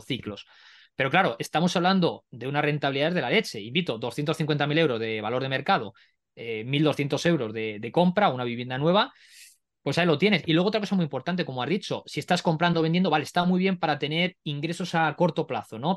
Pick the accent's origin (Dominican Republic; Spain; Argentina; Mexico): Spain; yo no estoy expatriado en España, soy español